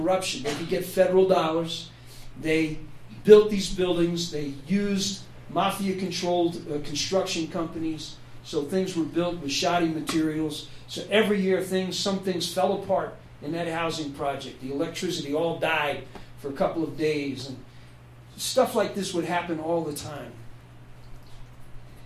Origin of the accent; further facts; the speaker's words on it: New Jersey, United States; born or raised there; also born or lived in Memphis, Tennessee